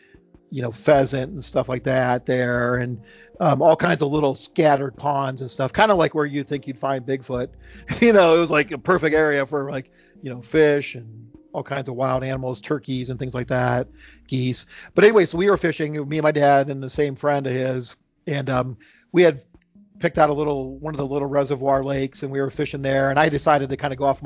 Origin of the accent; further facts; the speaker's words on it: Ohio, United States; also born or lived in Charlottesville, Virginia; now in Virginia, United States; I'm from Ohio. I live in Virginia now